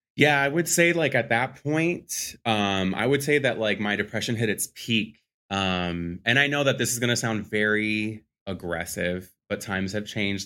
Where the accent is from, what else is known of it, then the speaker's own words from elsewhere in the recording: Philadelphia, Pennsylvania, United States; born and raised Philadelphia, P A. So I'm a Philly boy